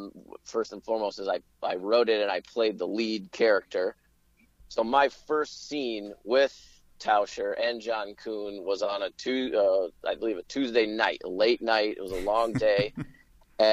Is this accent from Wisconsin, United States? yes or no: yes; Beloit, Wisconsin, United States; I'm originally from southern Wisconsin. I'm originally from Beloit, Wisconsin.